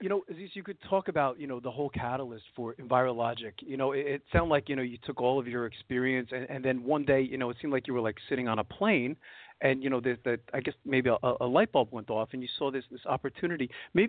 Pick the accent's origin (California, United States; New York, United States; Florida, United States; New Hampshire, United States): New York, United States; New York City; now in Easton, Pennsylvania, United States; I came from Brooklyn, New York